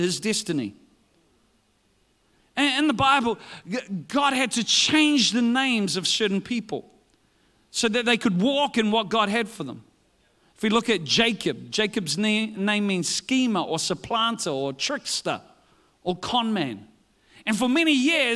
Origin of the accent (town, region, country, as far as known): New Zealand